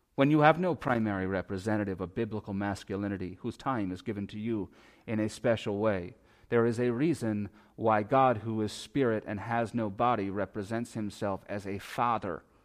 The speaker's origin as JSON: {"language": "English", "country": "United States", "said": "we as American Christians"}